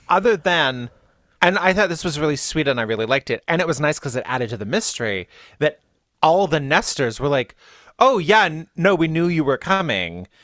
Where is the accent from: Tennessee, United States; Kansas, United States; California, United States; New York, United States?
California, United States; Riverside; I am from Riverside, which is in the high desert in SoCal